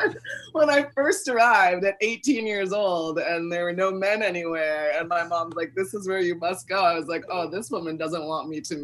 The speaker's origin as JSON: {"language": "English", "town": "Newton", "region": "Massachusetts", "country": "United States", "tie": "born or raised there", "also_born_or_lived": "Boston", "moved": "as an adult", "lives_now": "Brooklyn, United States", "said": "I'm first generation American or Caribbean American, and I grew up in Newton, Massachusetts."}